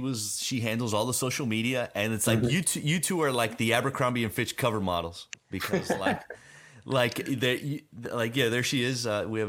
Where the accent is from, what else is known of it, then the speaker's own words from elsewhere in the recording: Florida, United States; Like I grew up on the Florida boy.